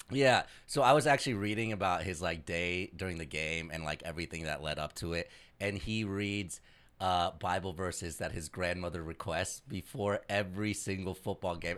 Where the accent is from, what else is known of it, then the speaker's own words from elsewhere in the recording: Indianapolis, Indiana, United States; as a young brown boy growing up in Indianapolis